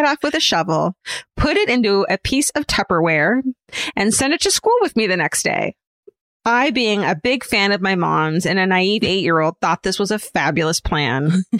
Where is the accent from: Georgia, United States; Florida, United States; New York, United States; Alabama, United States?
Georgia, United States; Atlanta; I grew up in Atlanta near the Chattahoochee River, which meant particularly in the warm months that snakes were a pretty regular occurrence.